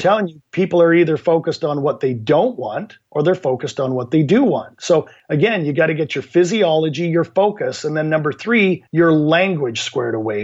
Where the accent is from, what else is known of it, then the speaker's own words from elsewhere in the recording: Canada; also born or lived in Vancouver, Canada; my background is I'm from Canada, live in Vancouver, Canada